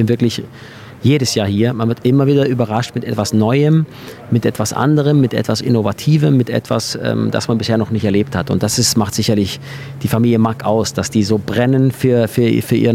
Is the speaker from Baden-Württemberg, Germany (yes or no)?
yes; Hechingen, Baden-Württemberg, Germany; bei uns in meiner Heimat in Hechingen habe ich neben einem Kino gelebt